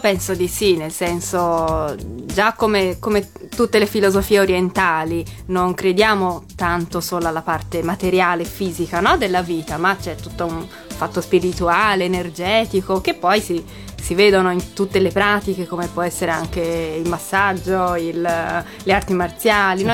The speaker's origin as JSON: {"language": "Italian", "town": "Florence", "region": "Tuscany", "country": "Italy", "tie": "born or raised there", "also_born_or_lived": "Japan", "said": "io sono una giapponese che però è cresciuta a Firenze"}